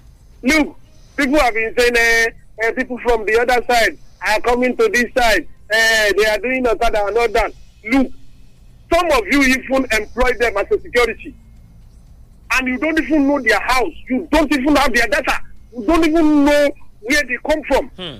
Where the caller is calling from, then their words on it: Lagos, Nigeria; I'm calling you from Ojoduveda, Ojodu Abiodu.